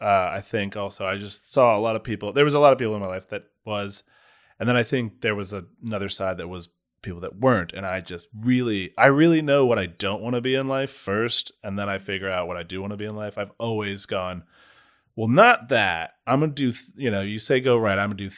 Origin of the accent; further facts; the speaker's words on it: Charleston, South Carolina, United States; Yeah, I'm from the South. I barely speak English.